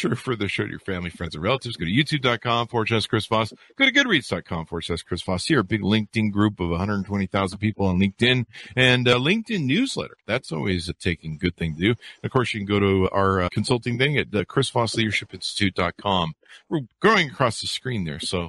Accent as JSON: {"language": "English", "town": "La Cañada Flintridge", "region": "California", "country": "United States", "tie": "born or raised there", "said": "I grew up in La Cañada, in La Crescenta"}